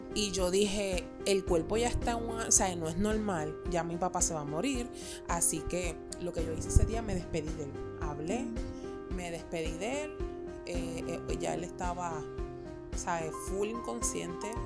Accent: Puerto Rico; Nosotros somos puertorriqueños

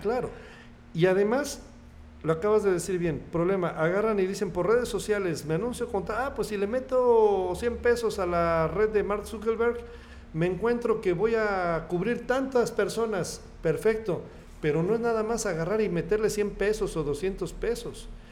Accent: Tlalnepantla, State of Mexico, Mexico; moved away as an adult; also born or lived in Cuernavaca / Coatzacoalcos / Querétaro; now in Tepic, Mexico; Llegamos a vivir al Estado de México, un lugar que se llama eh, valle Dorado, en la parte alta, en los balcones del valle, en lo más de Valle Dorado, municipio de Tlalnepantla, en el Estado de México. Y pues ahí estudié primaria, eh, secundaria

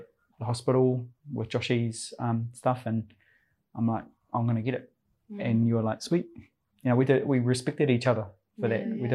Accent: Christchurch, Canterbury, New Zealand; moved away as an adult; also born or lived in Taranaki; now in Auckland, New Zealand; I come from Taranaki, grew up down in Christchurch with this lovely lady, and we met when we were 10 at Bamford Primary School

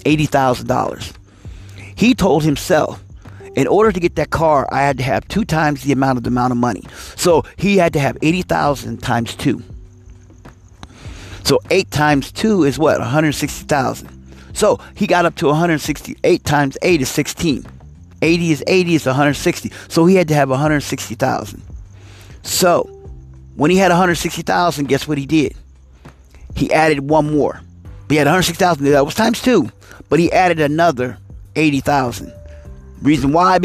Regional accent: East Coast, United States; now in West Coast, United States; I'm a person from the East Coast, so I'm used to Hellman's, but I'm on the West Coast

